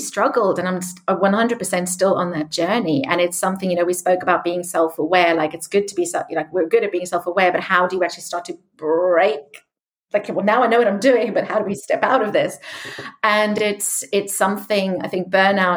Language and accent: English; South Africa; moved away; I grew up in South Africa